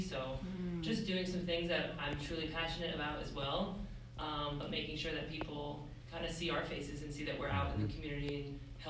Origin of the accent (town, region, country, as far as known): Upstate New York, United States; moved away